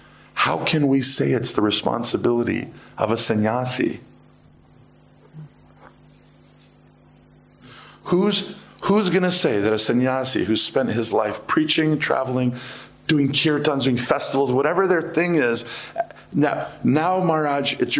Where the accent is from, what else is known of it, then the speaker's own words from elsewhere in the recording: United States; I am American